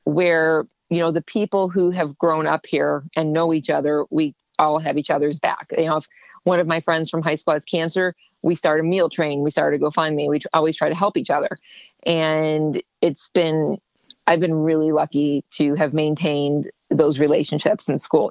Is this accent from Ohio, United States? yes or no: yes; Ohio, United States; moved away as an adult; also born or lived in Ontario, Canada; I'm from Ohio and I want to come back home.